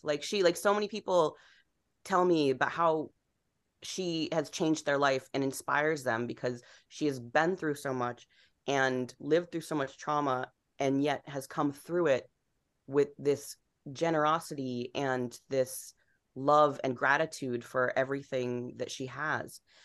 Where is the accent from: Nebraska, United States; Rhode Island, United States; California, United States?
Rhode Island, United States; moved away; growing up in Rhode Island, I grew up in this town that was, you know, basically all white, upper middle class, New England town